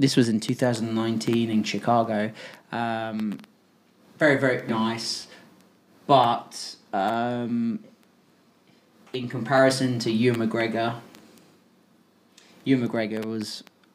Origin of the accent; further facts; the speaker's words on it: Portsmouth, South East England, United Kingdom; I was from Portsmouth